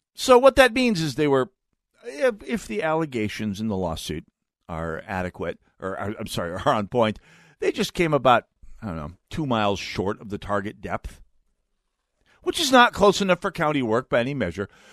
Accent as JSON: {"language": "English", "region": "North Dakota", "country": "United States", "said": "I'm from North Dakota"}